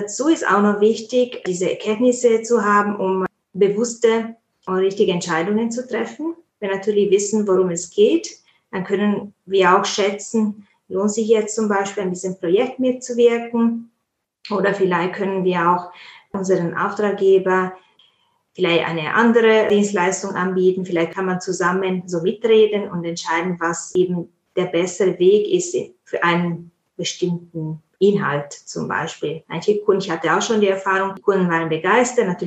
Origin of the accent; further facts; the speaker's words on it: Italy; now in Munich, Germany; ich komme ursprünglich aus Italien. Ich bin Übersetzerin, Posteditorin und auch ich biete auch Vorbildungen an im Bereich äh, maschinelle Übersetzung Post-Editing. Ich bin ja in, in München ansässig.